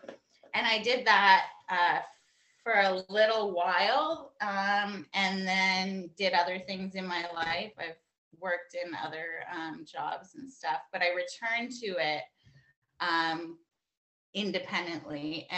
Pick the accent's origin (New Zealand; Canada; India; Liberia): Canada; Born and raised in Canada.